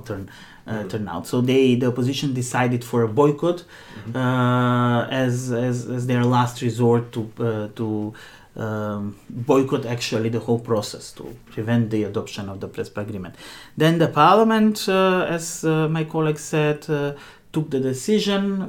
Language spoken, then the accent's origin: English; North Macedonia; now in Finland; for us coming from macedonia macedonians was important